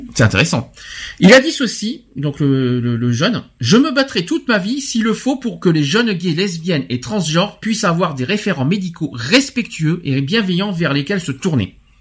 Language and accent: French; France; chez nous en France